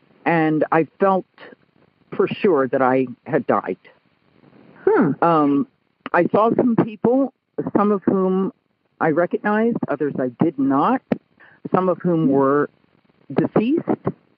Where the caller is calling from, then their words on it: Martinez, California, United States; I'm calling from the San Francisco Bay Area on the East Bay side from Martinez Pleasant Hill, California.